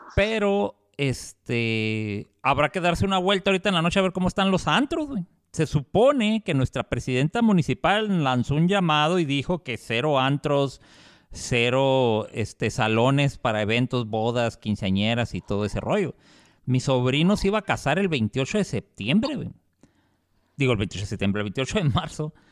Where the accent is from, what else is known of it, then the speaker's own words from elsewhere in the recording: Mexico; nosotros como mexicanos